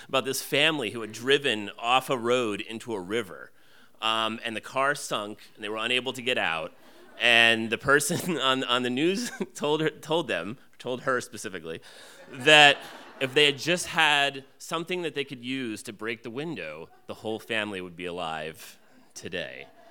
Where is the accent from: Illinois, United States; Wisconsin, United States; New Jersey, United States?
New Jersey, United States; I grew up in New Jersey